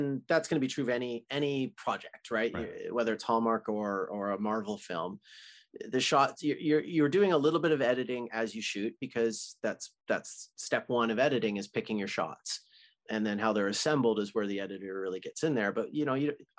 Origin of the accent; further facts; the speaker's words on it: Canada; as a Canadian boy